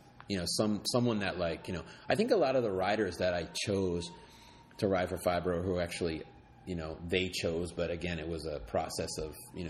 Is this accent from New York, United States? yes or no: yes; New York City, New York, United States; I grew up skating in New York City